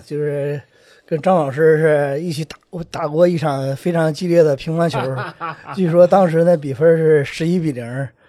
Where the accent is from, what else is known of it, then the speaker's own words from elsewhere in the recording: Dalian, Liaoning, China; 我不是四川，我是大连人啊。